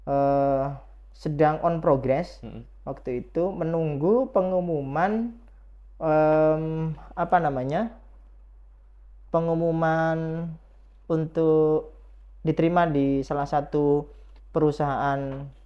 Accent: Lamongan, East Java, Indonesia; saya asli dari Jawa, uh, Lamongan

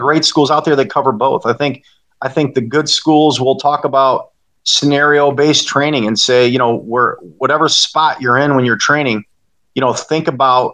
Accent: Monroe, Michigan, United States; moved away as an adult; also born or lived in Florida; opened up my own school back here in my hometown of Monroe in 2017

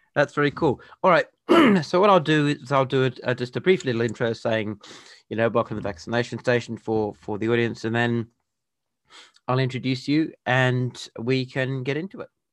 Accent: Perth, Western Australia, Australia; now in Adelaide, Australia; I was born and raised in Perth, which is the capital of Western Australia.

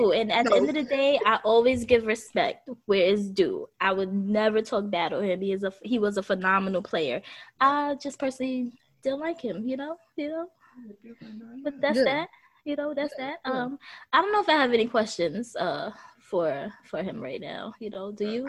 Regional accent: New York City, New York, United States; I'm from Brooklyn, sir.

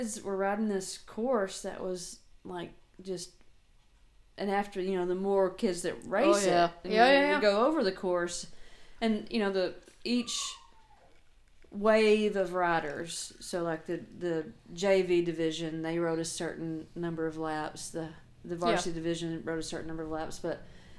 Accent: Little Rock, Arkansas, United States; I'm not really from here either, I'm from Little Rock

